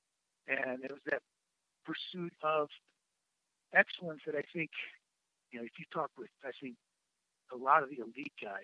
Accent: Madison, Wisconsin, United States; growing up in Madison

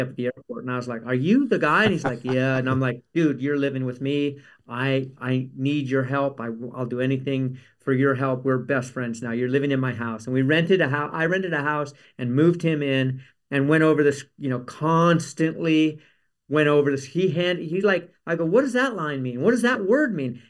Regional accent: Palos Verdes, California, United States; also born or lived in Carmel; I grew up in Palos Verdes

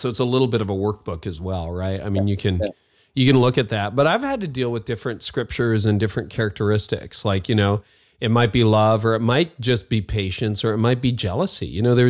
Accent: Canada; Well, I'm a Canadian.

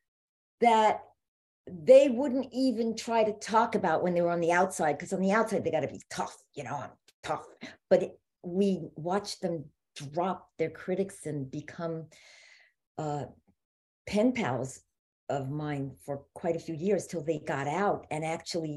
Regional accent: New York, United States; moved away; I'm originally from New York

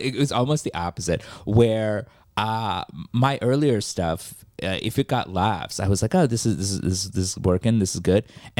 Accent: Worcester, Massachusetts, United States; now in New York City, United States; So you don't realize how much diversity is lacking until you leave. Mm. Like, until I came to New York City, I didn't realize how, like, white my, like, areas were.

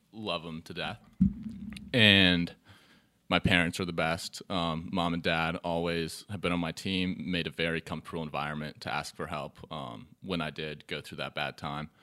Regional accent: Charlotte, North Carolina, United States; I'm from Charlotte, born in Charlotte all my life, Quinn City. Um, went to Charlotte Latin, um, K through twelve

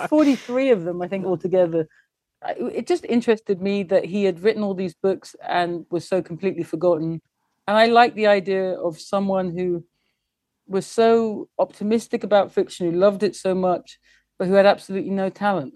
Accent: England, United Kingdom; I am English and I love England.

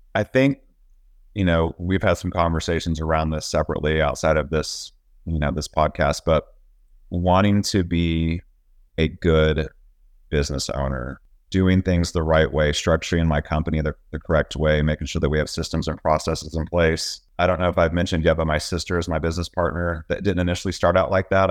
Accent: Texas, United States; also born or lived in Virginia; I live in Texas, I'm from Texas

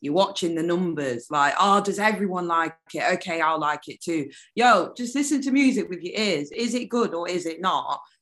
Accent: United Kingdom; accent: British; I'm half Jamaican, um, half British

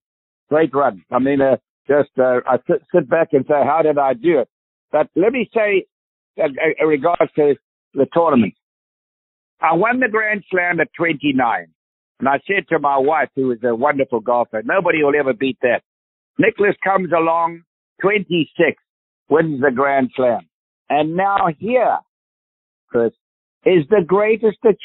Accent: South Africa; accent: South African; South African accent

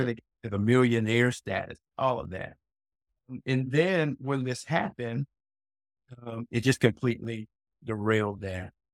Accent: South Carolina, United States; also born or lived in Brooklyn, New York City, United States; moving me from New York City, Brooklyn, specifically to a very rural part of South Carolina

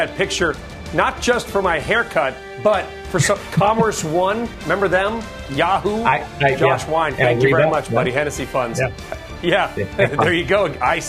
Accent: California, United States; moved away; my home state, my state of birth, California

